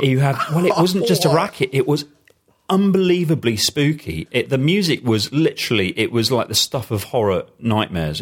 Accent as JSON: {"language": "English", "country": "United Kingdom", "said": "as a British person"}